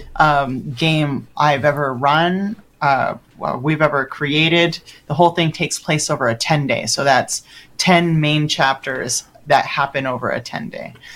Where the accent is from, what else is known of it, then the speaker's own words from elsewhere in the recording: Los Angeles, California, United States; I'm from Los Angeles.